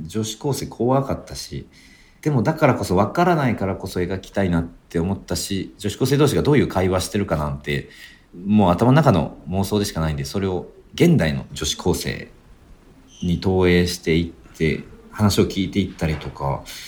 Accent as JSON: {"language": "Japanese", "region": "Fukuoka", "country": "Japan", "tie": "born or raised there", "also_born_or_lived": "Tokyo", "moved": "yes", "said": "劇団を主催していて、福岡が地元"}